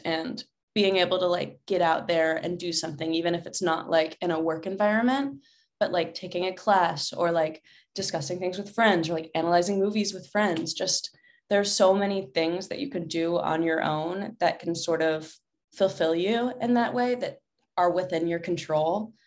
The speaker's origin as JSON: {"language": "English", "town": "Atlanta", "region": "Georgia", "country": "United States", "tie": "born or raised there", "also_born_or_lived": "Alabama / upstate New York", "moved": "as an adult", "lives_now": "Los Angeles, United States", "said": "when I was one, my family and I moved to Atlanta and lived there until I turned eighteen"}